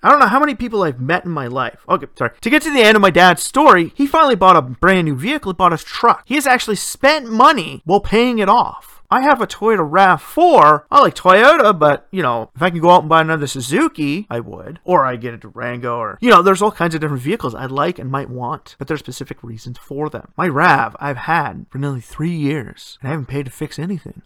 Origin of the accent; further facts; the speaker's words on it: Ontario, Canada; my home country here